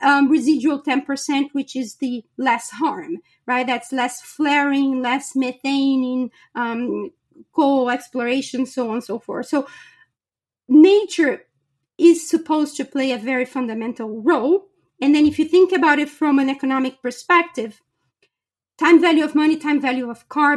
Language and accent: English; Brazil; moved away; I was born and raised in Brazil.